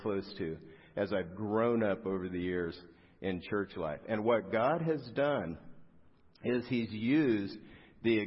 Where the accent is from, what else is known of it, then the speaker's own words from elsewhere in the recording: South Gate, California, United States; I grew up in Southgate, which isn't far from here. It's down the 710 freeway